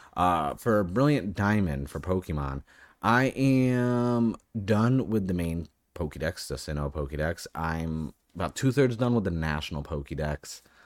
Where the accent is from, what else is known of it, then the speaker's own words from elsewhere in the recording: New England, United States; now in Southern California, United States; I live in Southern California. I'm from New England